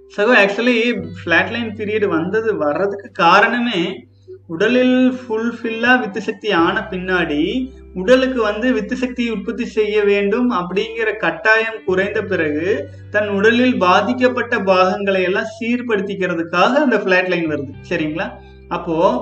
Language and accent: Tamil; Coimbatore, Tamil Nadu, India; நான் நம்ம கோயம்புத்தூரே தானுங்க